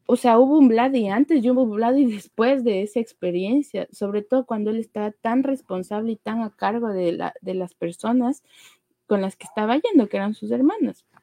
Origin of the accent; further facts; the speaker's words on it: Ecuador; en nuestra situación como ecuatorianos, más de uno conocemos, o si no es un amigo